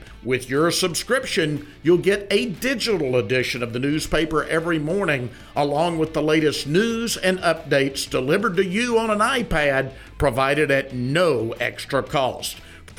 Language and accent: English; Arkansas, United States; born there; I was born in 59 in Arkansas, but my parents certainly experienced it.